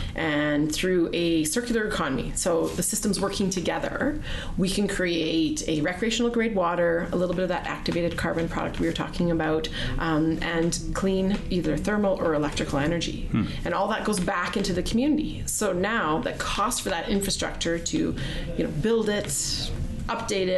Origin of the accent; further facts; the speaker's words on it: Sylvan Lake, Alberta, Canada; now in Chestermere, Canada; I grew up in Sylvan Lake